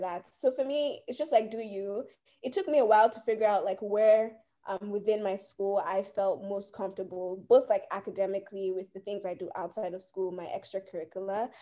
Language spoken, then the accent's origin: English; United States; also born or lived in Nigeria; I was born here. I'm a US citizen, okay. But like I'm Nigerian